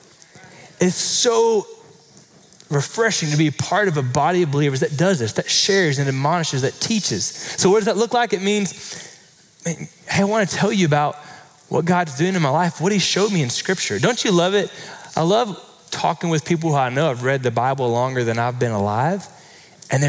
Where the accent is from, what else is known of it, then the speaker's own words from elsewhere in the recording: Florida, United States; now in Texas, United States; I grew up in Florida